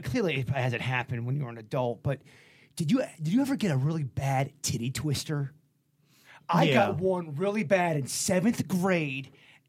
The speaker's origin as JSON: {"language": "English", "town": "Lake Park", "country": "United States", "tie": "born or raised there", "said": "we grew up in Lake Park."}